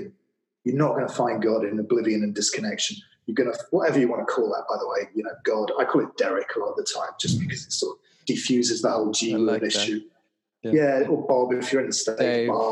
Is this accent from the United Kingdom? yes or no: yes; Manchester, North West England, United Kingdom; moved away; I'm from Manchester, not known for its tropical climate.